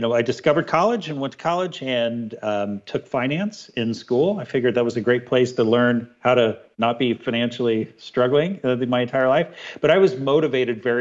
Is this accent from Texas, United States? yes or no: no; Dayton, Ohio, United States; I grew up in Ohio, Dayton, Ohio, not too far from Michigan